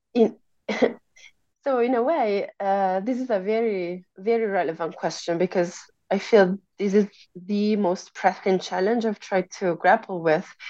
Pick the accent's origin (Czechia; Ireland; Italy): Italy; moved away as an adult; also born or lived in United States; I grew up in Italy, which is where I pursued my undergraduate studies and my uh, master's degree.